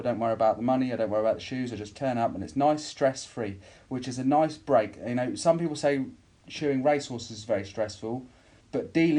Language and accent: English; Silverstone, East Midlands, United Kingdom; moved away as an adult; also born or lived in Warwickshire; now in Norfolk, United Kingdom; I moved from home to the college to stay for 2 years to do a motorsport engineering course. I grew up in Silverstone